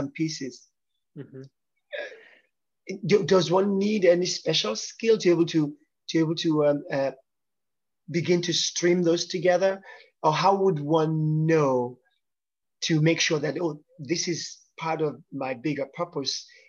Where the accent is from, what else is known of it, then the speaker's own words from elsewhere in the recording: Nigeria; I'm Yoruba from Nigeria, West Africa